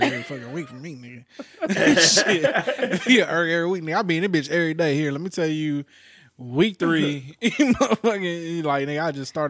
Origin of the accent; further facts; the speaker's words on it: Texas, United States; I'm from Texas, and unions don't exist down here in this motherfucker